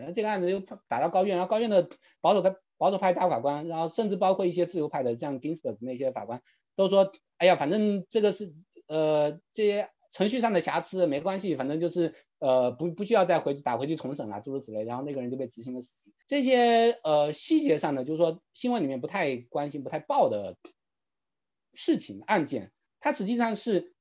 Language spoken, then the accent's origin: Chinese; China; now in United States; 我们如果在中国长大的朋友